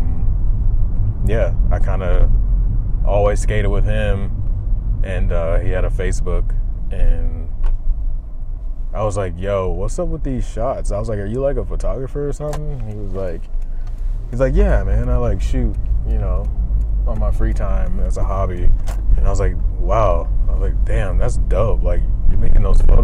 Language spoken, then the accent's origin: English; Florida, United States; moved away; I'm from Florida